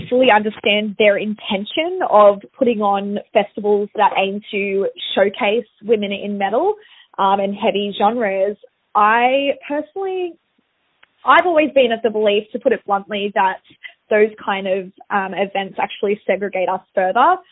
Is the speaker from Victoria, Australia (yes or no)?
no; Sydney, New South Wales, Australia; back in my hometown